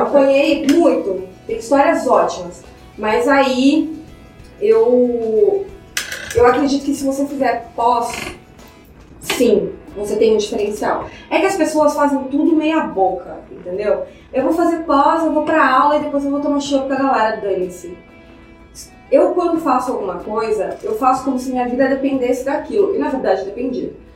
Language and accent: Portuguese; Cuiabá, Mato Grosso, Brazil; eu sou de Cuiabá, né? Enfim, cresci, fui criada em Cuiabá